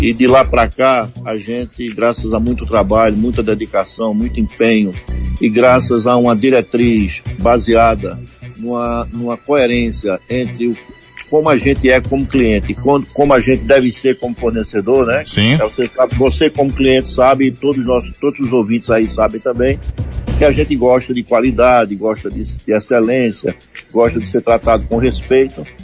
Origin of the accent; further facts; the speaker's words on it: Vitória de Santo Antão, Pernambuco, Brazil; also born or lived in Recife; now in Serra Talhada, Brazil; Eu, eu sou natural de Vitória de Santo Antão, é, fui morar em Recife com 15 anos de idade